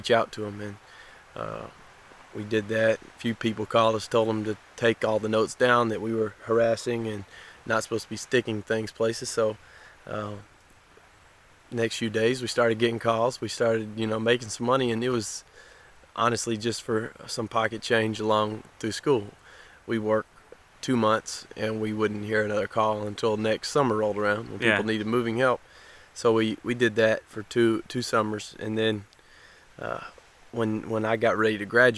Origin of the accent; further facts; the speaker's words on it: Alabama, United States; I'm from Alabama. I'm an orphan